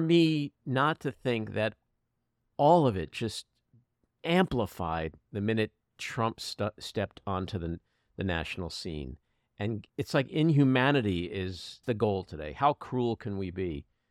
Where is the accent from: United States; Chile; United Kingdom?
United States; As an American Jew and a, a left winger